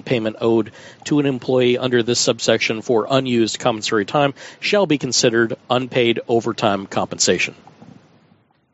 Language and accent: English; United States; I'm an American